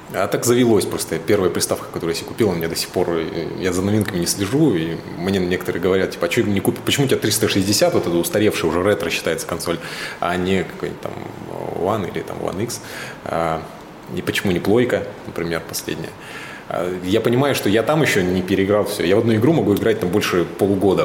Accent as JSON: {"language": "Russian", "town": "Suzun", "region": "Novosibirsk Oblast", "country": "Russia", "tie": "born or raised there", "moved": "yes", "said": "Я из Сузуна как бы все детство провел на реке, в лесах"}